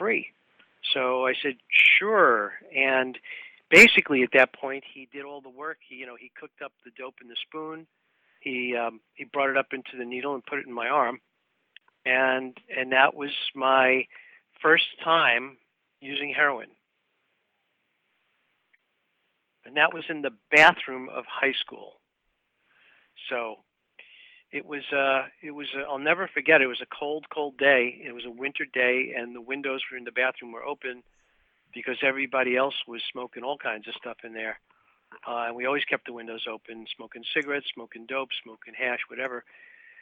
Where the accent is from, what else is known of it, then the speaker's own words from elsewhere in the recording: New York City, New York, United States; I was born in Brooklyn, New York, and I was raised in what I would call a middle-class family environment